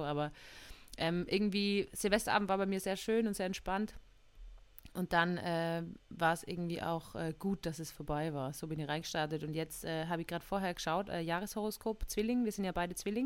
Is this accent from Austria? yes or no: yes; Austria; accent: Austrian dialect